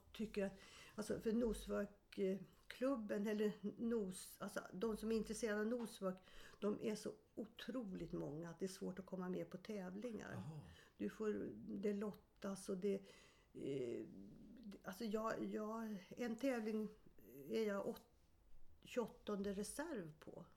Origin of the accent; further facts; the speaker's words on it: Stockholm, Stockholm County, Sweden; also born or lived in Sundsvall / Eskilstuna; jag är född i Sundsvall men flyttade till Stockholm när jag var sju år